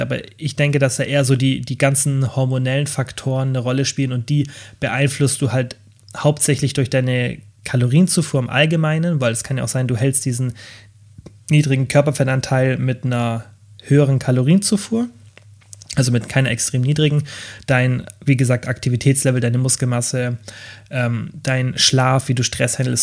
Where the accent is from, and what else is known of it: Germany